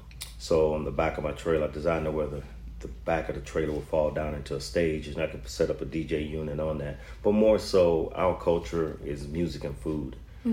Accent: Zachary, Louisiana, United States; Growing up, I guess it would be... I guess it has to start with family and just the excitement. Going to Zachary High

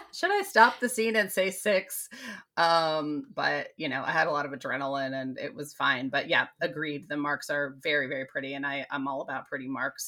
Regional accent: United States; I'm American too

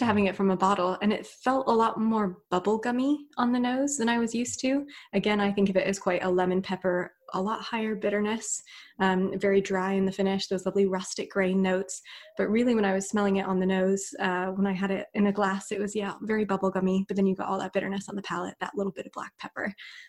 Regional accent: United States; now in United Kingdom; The other thing as well, growing up in the States and then moving to the UK, which is where I'm based now

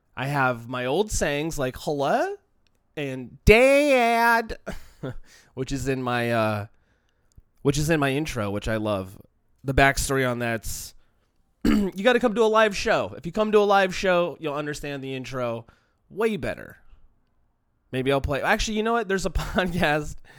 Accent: Long Beach, California, United States; you grow up in the shadow of the city of L A, where I'm from, in Long Beach

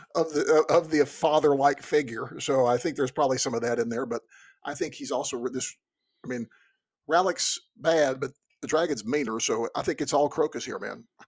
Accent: Texas, United States; growing up in Texas

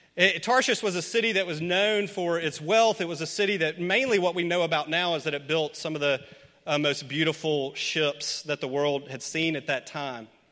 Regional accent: Memphis, Tennessee, United States; Memphis, my hometown

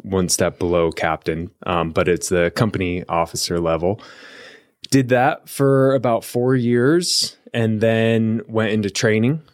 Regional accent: Columbia River Gorge, near Portland, Oregon, United States; moved away as an adult; also born or lived in Eugene, Oregon; now in Arizona, United States; I grew up in the Columbia River Gorge

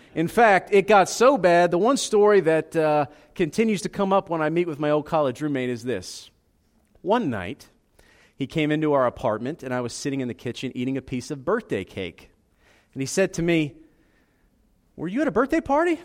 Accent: Philadelphia, Pennsylvania, United States; moved away as an adult; also born or lived in Southeast Georgia; I'm Italian. I grew up in Philadelphia.

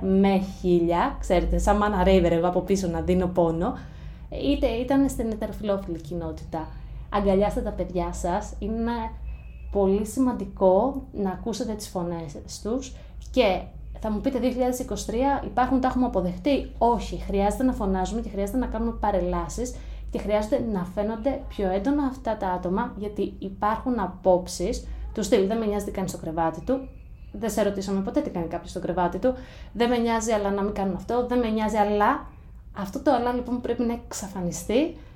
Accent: Greece; moved away as an adult; also born or lived in United States; θα είμαι τρεις εβδομάδες στην Ελλάδα και τέσσερις μέρες στο χωριό μου

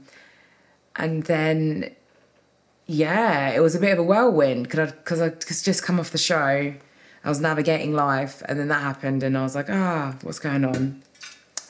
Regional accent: England, United Kingdom; also born or lived in Sweden; I was born in Sweden and I moved to England when I was about 3 years old.

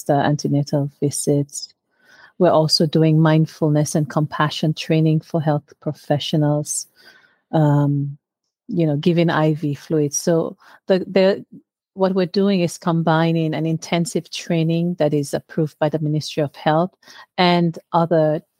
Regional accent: Sierra Leone; moved away; I'm a diaspora, a member of the diaspora, so I'm originally from Sierra Leone.

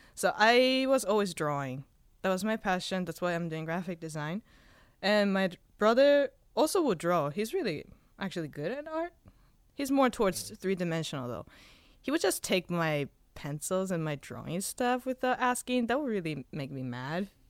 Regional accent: Spain; now in Hawaii, United States; I was born in Spain

